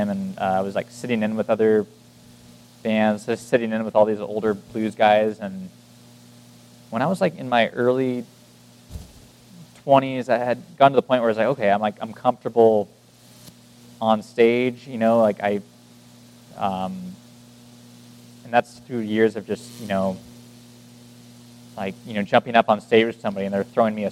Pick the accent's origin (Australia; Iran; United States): United States; Martinez, California; I grew up in this little town called Martinez